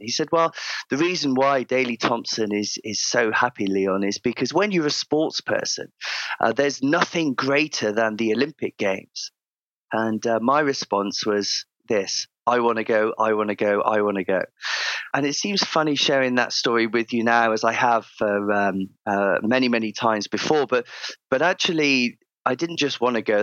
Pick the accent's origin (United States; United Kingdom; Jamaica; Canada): United Kingdom; Cheltenham, South West England; moved away; I grew up in uh, in the Cotswolds, uh, Cotswold area of uh, of the of the UK. So uh, a small town called Cheltenham Spa, right in the centre of uh, of Gloucestershire